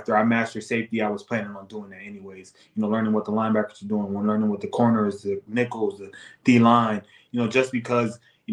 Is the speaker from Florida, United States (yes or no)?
yes; Florida, United States; now in Minnesota, United States; I'm from Florida